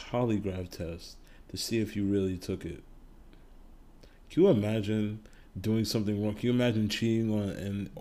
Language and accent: English; United States; As an American